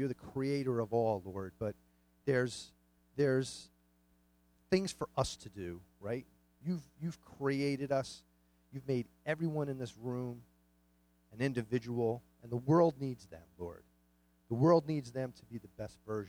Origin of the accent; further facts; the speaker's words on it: New York City, New York, United States; I grew up in Queens, New York